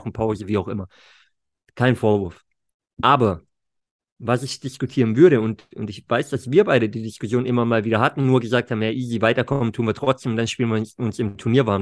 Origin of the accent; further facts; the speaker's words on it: Germany; bei uns zu Hause in Deutschland